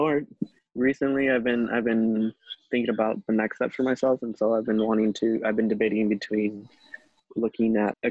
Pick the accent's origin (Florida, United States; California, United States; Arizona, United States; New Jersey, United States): California, United States; Sacramento; I grew up in Sacramento